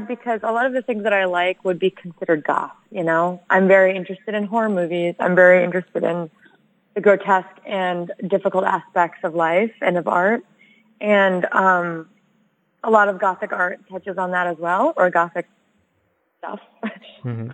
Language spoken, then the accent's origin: English; United States; I'm American and my family's been here for a minute